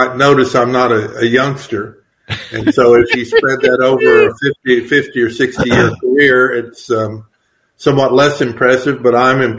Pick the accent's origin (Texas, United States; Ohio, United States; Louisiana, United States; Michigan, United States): Texas, United States; Fort Worth; I'm from Fort Worth, Texas, originally.